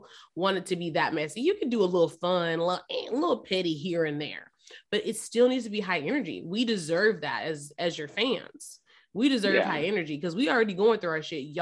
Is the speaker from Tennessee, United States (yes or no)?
yes; Memphis, Tennessee, United States; I'm from Memphis. All my family's from Memphis